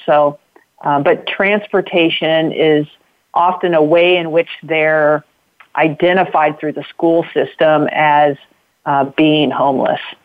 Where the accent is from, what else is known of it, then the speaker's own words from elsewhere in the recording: Knoxville, Illinois, United States; I grew up in a small town in Illinois uh, called Knoxville